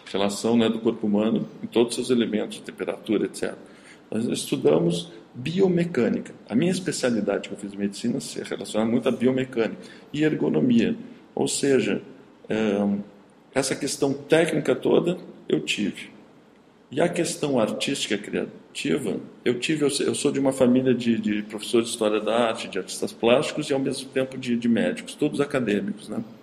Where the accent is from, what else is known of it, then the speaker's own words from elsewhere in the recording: Caxias do Sul, Rio Grande do Sul, Brazil; moved away; also born or lived in Paris; Eu morava em Caxias do Sul, sou de Caxias do Sul.